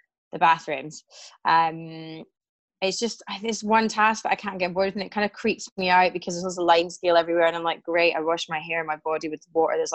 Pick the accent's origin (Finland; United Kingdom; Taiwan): United Kingdom; Glasgow, Scotland; now in London, United Kingdom; I definitely got the gift of the gab from being a Glaswegian.